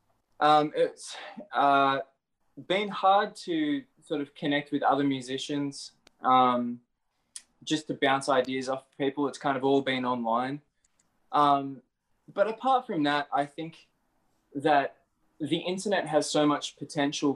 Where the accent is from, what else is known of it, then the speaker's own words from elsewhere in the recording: Australia; I'm from Australia